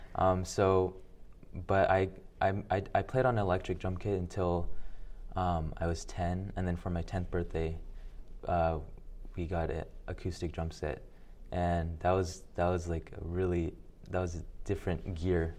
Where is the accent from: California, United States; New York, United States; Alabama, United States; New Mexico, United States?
Alabama, United States; Birmingham; now in Little Rock, United States; I was born in Alabama. uh, Birmingham, Alabama.